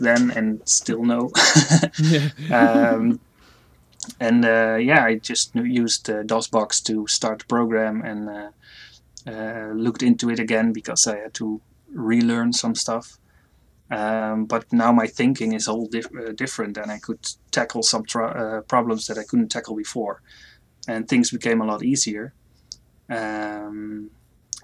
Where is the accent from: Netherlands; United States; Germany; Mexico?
Netherlands; I'm from the Netherlands